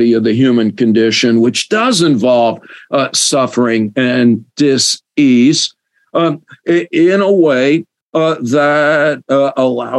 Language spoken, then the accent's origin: English; United States; I grew up in America